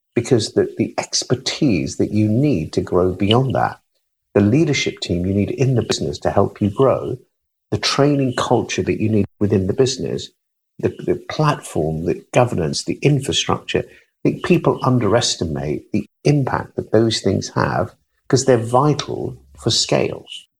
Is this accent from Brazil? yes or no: no; United Kingdom; I'm British.